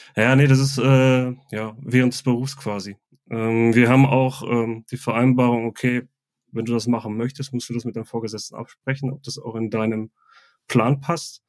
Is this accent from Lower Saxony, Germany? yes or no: no; Ruhr area, North Rhine-Westphalia, Germany; now in Bavaria, Germany; seitdem ich hier in Bayern wohne, also ich komme ursprünglich aus dem Ruhrgebiet